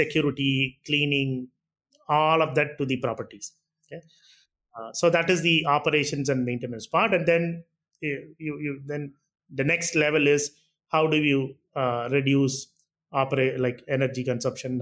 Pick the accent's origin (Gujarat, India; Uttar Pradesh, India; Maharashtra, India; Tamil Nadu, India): Tamil Nadu, India; Chennai; I'm born and brought up in Chennai.